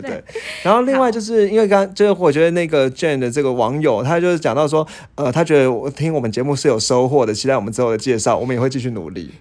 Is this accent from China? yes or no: no; Taiwan; 像我们台湾人